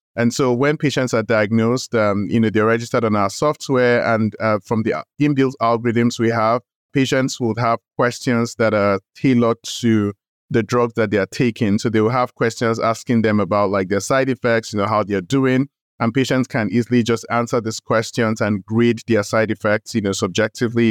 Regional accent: Nigeria; moved away as an adult; also born or lived in United States; I grew up in Nigeria, went to medical school in Nigeria.

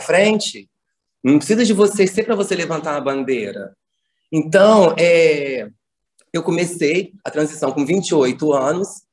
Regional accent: Bom Jesus, Brazil; Eu venho da zona rural, aqui de perto de Bom Jesus, no distrito, onde eu nasci, onde eu cresci

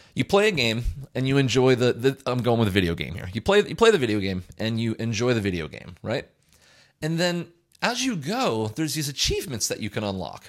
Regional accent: United States; as a resident of the United States

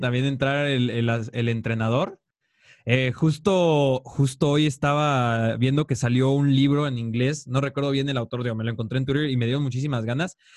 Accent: Mexico; acá de los mexicanos

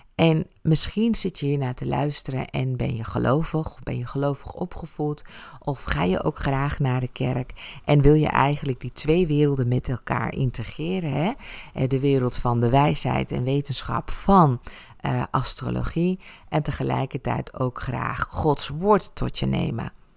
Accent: Ibiza, Balearic Islands, Spain; moved away; mijn jeugd op Ibiza

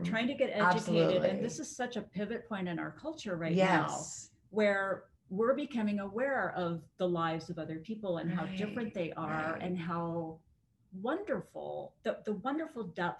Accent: Colorado, United States; I'm from Colorado.

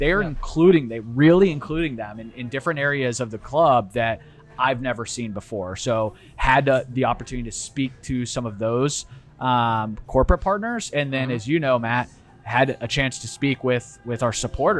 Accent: Italy; English is a second language; also born or lived in Fort Worth; but so I spent a majority of my childhood growing up in Italy. We bounced around. We did spend some time in Fort Worth, Texas. But most of my life was spent in Italy.

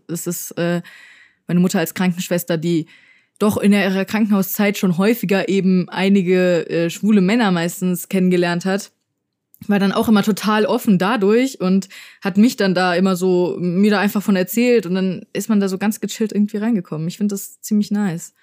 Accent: Frankfurt, Hesse, Germany; ich bin hier geboren. Äh, bin auch sehr, sehr, sehr dankbar dafür tatsächlich. Ähm, also erstens schätze ich es auch in einer äh, Großstadt geboren zu sein und aufgewachsen zu sein

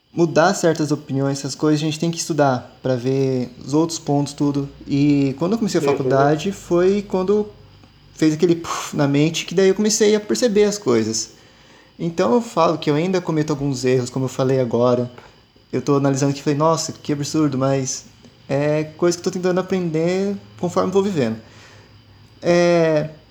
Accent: South Region, Brazil; Eu só nasci aqui

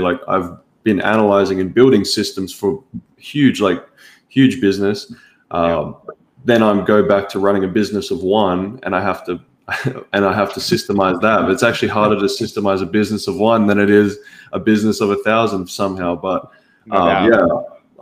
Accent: Australia; accent: Australian; also born or lived in United States; if you can't tell already by my accent, I'm obviously from Australia.

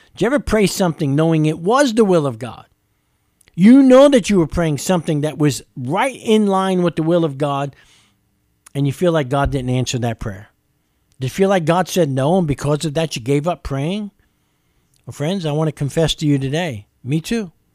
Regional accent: New York City, New York, United States; now in Lexington, United States; I'm from New York City.

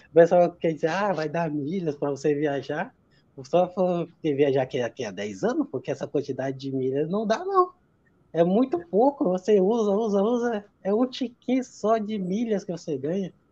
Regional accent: Acre, Brazil; now in São José, Brazil; Eu sou natural do Acre, lá da região norte, mas estou morando, vou fazer quatro anos agora, em Santa Catarina, aqui em São José.

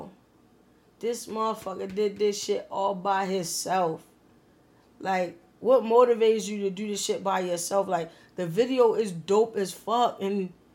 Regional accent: Baltimore, Maryland, United States; born or raised there

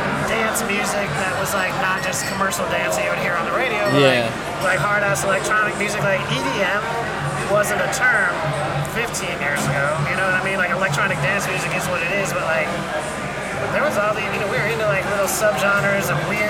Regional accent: Erie, Pennsylvania, United States; now in Houston, United States; My hometown's Erie, Pennsylvania

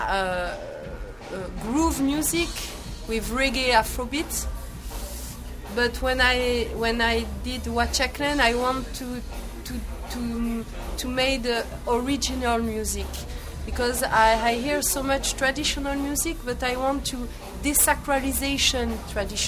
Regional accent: Marseille, Provence-Alpes-Côte d'Azur, France; English is a second language; we come from Marseille, the south of France

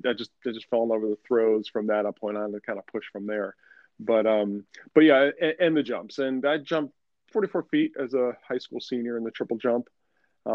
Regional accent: Syracuse, New York, United States; moved away as an adult; also born or lived in Wilmington, North Carolina; I'm from Syracuse, New York originally

